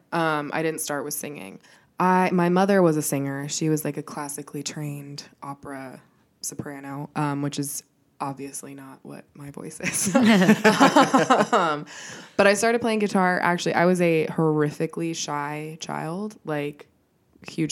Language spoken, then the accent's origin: English; Colorado, United States; moved away as an adult; also born or lived in Wichita, Kansas; now in Los Angeles, United States; I was born actually in Wichita, Kansas, but we moved to Colorado when I was 2. So I was basically raised there and I lived there until I was 20 when I moved